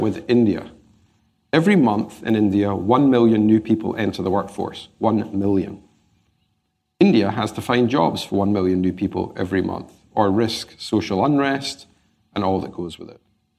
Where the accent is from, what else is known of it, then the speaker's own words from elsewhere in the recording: Glasgow, Scotland, United Kingdom; Well, growing up in Glasgow, you learn to be an optimist.